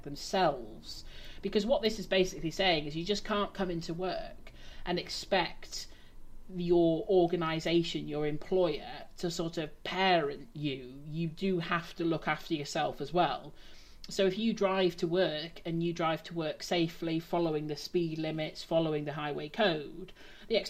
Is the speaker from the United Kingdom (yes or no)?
yes; England, United Kingdom; I'm not Welsh, I'm English.